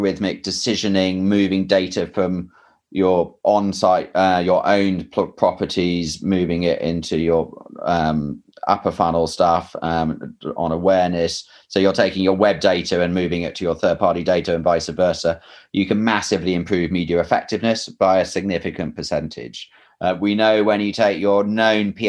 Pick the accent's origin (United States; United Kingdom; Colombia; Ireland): United Kingdom; England; moved away; I'm English